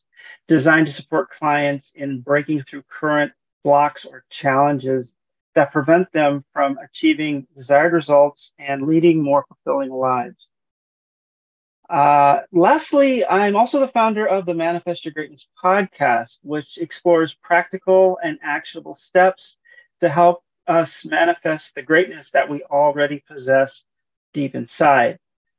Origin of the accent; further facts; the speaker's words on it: San Diego, California, United States; also born or lived in Honolulu; I'm originally from San Diego, California, but as a military brat, I moved around quite a bit, and I eventually settled in Honolulu, where I graduated from high school